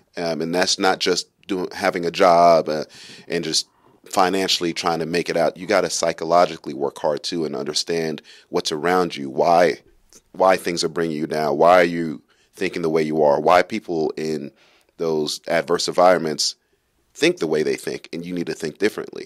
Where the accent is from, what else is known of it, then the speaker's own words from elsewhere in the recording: New York City, New York, United States; moved away; also born or lived in Kentucky; I grew up in Brooklyn, New York. It's pretty rough. Um, I also grew up in some other places in Kentucky